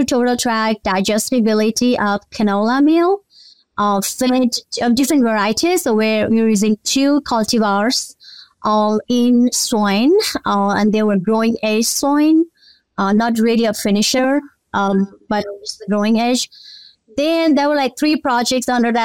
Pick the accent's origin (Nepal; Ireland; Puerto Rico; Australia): Nepal; moved away as an adult; now in Mississippi, United States; I was born and raised in Nepal